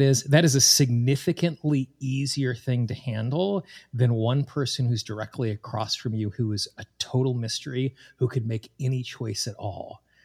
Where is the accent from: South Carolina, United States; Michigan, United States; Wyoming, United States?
Wyoming, United States; Casper; moved away as an adult; also born or lived in Washington, D.C. / East Coast; I grew up in Casper, Wyoming